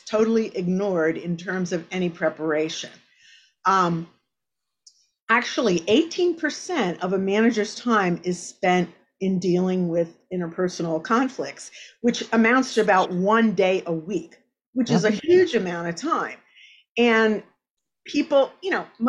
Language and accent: English; Exeter Township, Pennsylvania, United States; I grew up in Exeter Township, and I actually grew up on 40 acres of land